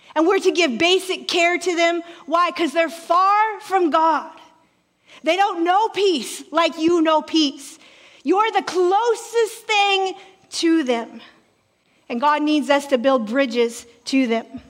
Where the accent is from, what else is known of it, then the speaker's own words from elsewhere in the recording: Alaska, United States; moved away; I'm originally from Alaska